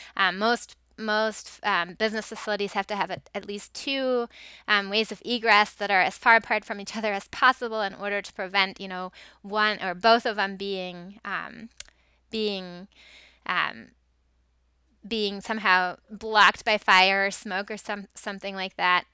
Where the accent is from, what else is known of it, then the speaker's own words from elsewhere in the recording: Germany; moved away; I grew up in Germany